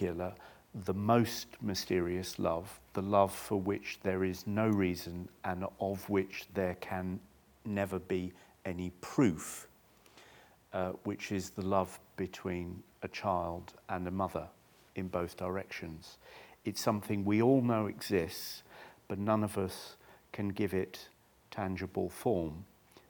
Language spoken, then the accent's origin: English; Chichester, South East England, United Kingdom; I was born in 1958 and I grew up in Chichester in the south of England